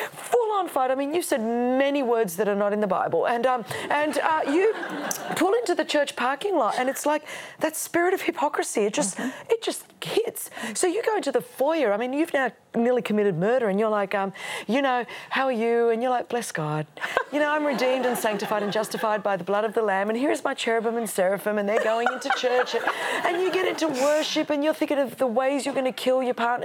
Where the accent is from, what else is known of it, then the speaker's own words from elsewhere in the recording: Australia; first language Greek; English is a second language; my parents um, came over from Alexandria, Egypt. My grandparents were from Greece, and so we were immigrants into Australia